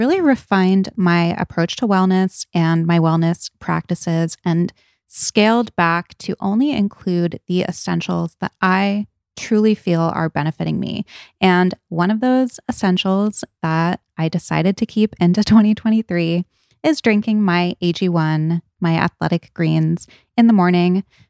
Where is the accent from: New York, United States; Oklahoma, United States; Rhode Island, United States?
Rhode Island, United States; I did not go to Brown, but I did a lot of partying there because I grew up in Rhode Island and I went to high school in Providence and a lot of my friends went to Brown.